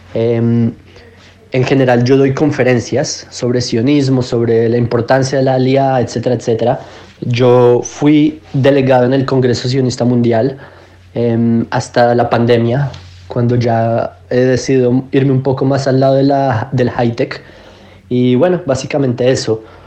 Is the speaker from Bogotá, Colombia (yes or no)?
yes; Bogotá, Colombia; moved away as an adult; now in Israel; yo originalmente nací en Colombia, crecí en Bogotá